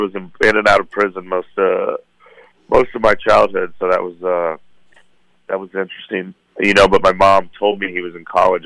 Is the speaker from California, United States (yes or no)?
no; Cheyenne, Wyoming, United States; moved away as an adult; also born or lived in Phoenix / Las Vegas / Los Angeles; now in Denver, United States; growing up in Cheyenne